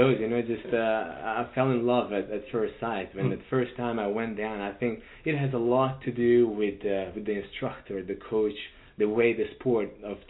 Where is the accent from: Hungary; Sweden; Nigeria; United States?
Hungary; Budapest; moved away as an adult; As you know, I'm from Budapest, Hungary. I grew up in Europe